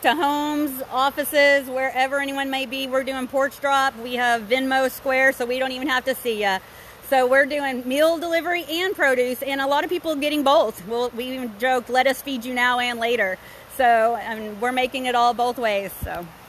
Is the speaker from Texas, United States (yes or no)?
yes; Dallas, Texas, United States; We're from Dallas.